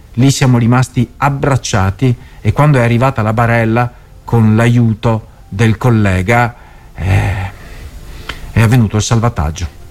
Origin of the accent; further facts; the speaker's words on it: Mestre, Veneto, Italy; a Mestre, quindi nella mia città natale